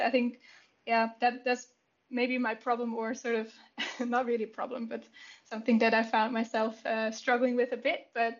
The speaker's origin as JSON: {"language": "English", "country": "Switzerland", "tie": "born or raised there", "said": "I was born and raised in Switzerland, and I'm part of the ESRI R&D Center in Zurich."}